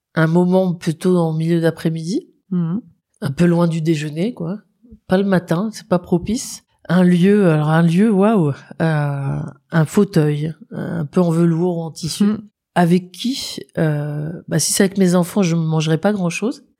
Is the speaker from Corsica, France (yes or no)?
no; Nord, Hauts-de-France, France; moved away; also born or lived in Paris; j'ai donc un terroir qui est le Nord